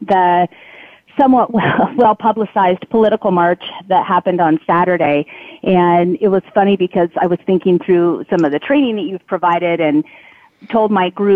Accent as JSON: {"language": "English", "country": "United States", "said": "as an American"}